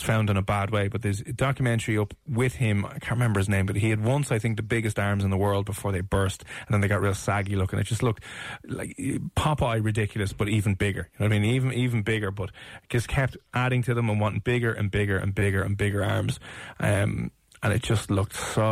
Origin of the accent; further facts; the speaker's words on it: Ireland; it's part of our culture and heritage as Irish people